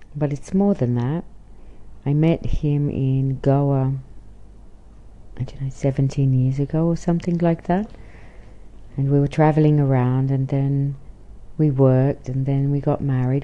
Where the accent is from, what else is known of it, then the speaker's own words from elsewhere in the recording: Australia; now in Israel; I'm an Australian living in Israel